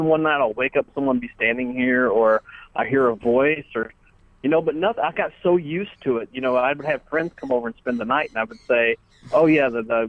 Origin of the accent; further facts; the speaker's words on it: Cape Girardeau, Missouri, United States; now in Memphis, United States; I grew up in outside of Cape Girardeau, Missouri